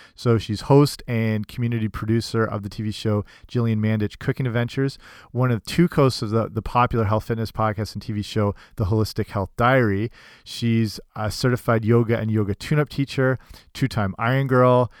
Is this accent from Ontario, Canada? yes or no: yes; London, Ontario, Canada; I'm from London, Ontario, Canada